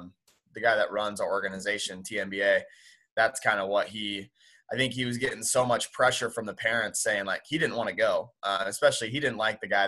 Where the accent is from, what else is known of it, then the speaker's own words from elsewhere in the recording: Illinois, United States; now in Orlando, United States; I'm originally from Illinois.